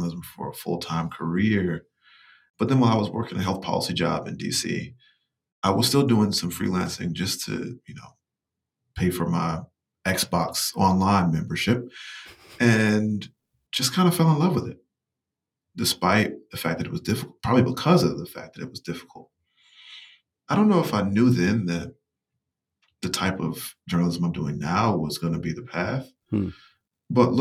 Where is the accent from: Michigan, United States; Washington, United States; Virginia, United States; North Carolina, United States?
North Carolina, United States; rural Eastern; moved away; I'm from Eastern North Carolina, from rural Eastern North Carolina